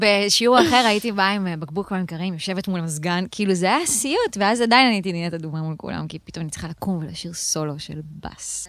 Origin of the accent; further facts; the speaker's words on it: Israel; also born or lived in Tel Aviv / central Israel; נולדתי במרכז, לא בדיוק בתל אביב, אבל עברנו גם לתל אביב, ואז עברנו אה, לגולן